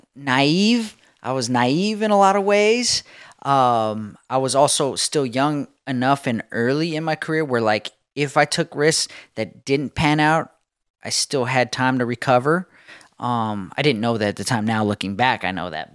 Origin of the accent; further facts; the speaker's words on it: Southern California, United States; I was born in Southern California, the home of skateboarding